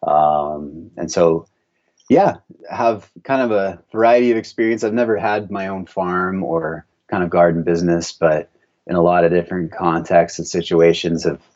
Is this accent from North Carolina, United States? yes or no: no; Meeteetse, Wyoming, United States; now in Montana, United States; So I grew up in Wyoming, just a little bit east of Yellowstone in a little town called Meteetse.